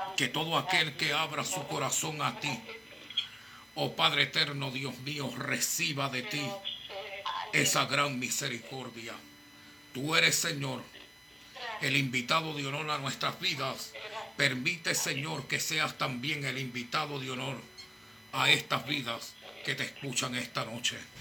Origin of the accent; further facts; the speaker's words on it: Puerto Rico; mi tierra, Puerto Rico